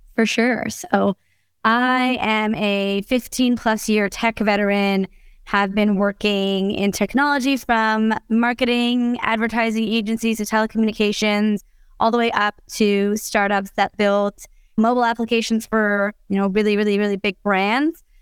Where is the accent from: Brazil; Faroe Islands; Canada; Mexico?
Canada; I'm Canadian